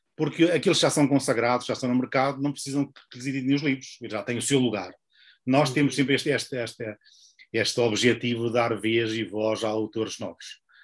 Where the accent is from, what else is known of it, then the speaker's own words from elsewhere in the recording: Portugal; moved away; also born or lived in Porto; eu nasci em, em Oliveira das Meias, uh, depois vim, vim estudar para o Porto